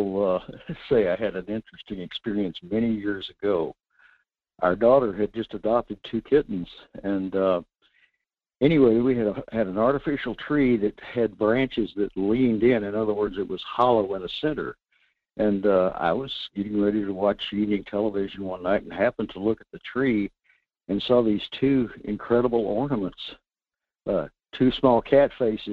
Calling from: North Pole, Alaska, United States; in North Pole.

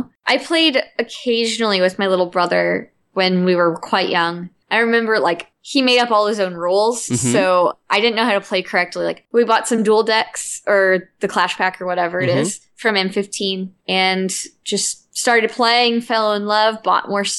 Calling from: St. Louis, Missouri, United States; St. Louis, Missouri.

